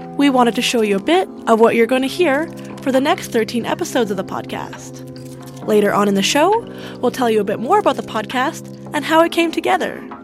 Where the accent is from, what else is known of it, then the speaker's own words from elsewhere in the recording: Syria; now in Canada; I immigrated to Canada after the war that's happened in Syria. Like I was so comfortable in my country